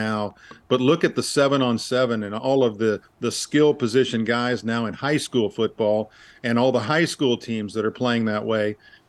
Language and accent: English; Dallas, Texas, United States; He was a television sports broadcaster in Dallas when I was growing up.